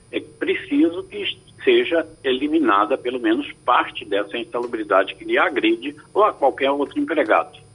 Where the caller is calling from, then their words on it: Cabo de Santo Agostinho, Pernambuco, Brazil; eu sou aqui do Cabo de Santo Agostinho.